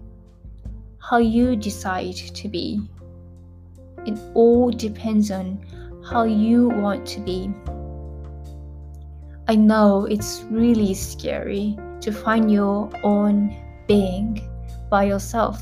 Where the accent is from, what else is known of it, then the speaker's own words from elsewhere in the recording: Japan; English is a second language; I was born and raised in Japan